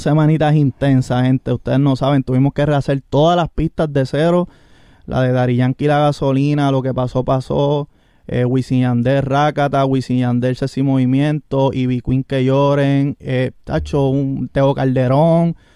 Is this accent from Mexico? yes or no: no; Orocovis, Puerto Rico; Yo soy de Orocovi